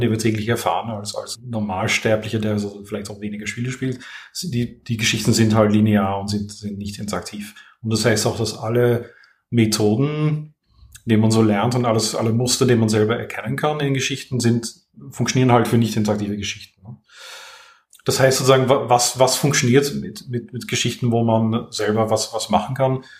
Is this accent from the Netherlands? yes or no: yes; Netherlands; German is a second language; also born or lived in Vienna, Austria; now in France; ich bin gebürtiger Niederländer